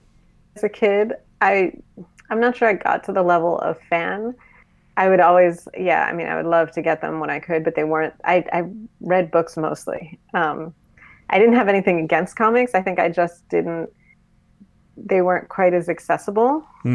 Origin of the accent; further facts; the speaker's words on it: Boston, Massachusetts, United States; now in Washington, D.C., United States; I'm in D.C. now. I grew up in Boston.